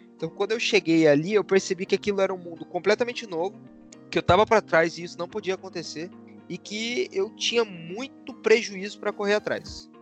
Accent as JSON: {"language": "Portuguese", "town": "Curitiba", "region": "Paraná", "country": "Brazil", "tie": "born or raised there", "moved": "as an adult", "said": "eu sou de Curitiba, morei em Curitiba a minha vida inteira"}